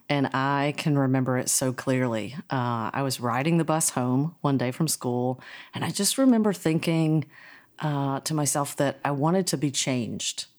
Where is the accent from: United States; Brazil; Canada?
United States; North Carolina; I grew up in North Carolina, so I am a Tar Heel in my heart